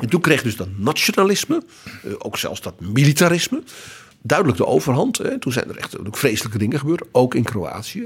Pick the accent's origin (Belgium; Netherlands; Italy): Netherlands; dat wij als Nederlanders, de Nederlanden, daar ook toe hoorden